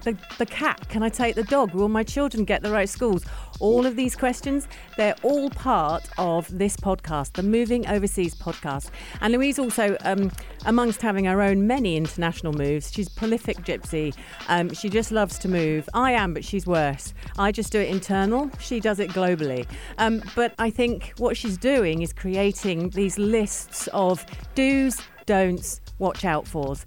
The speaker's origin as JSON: {"language": "English", "region": "England", "country": "United Kingdom", "moved": "yes", "lives_now": "UAE", "said": "two English girls"}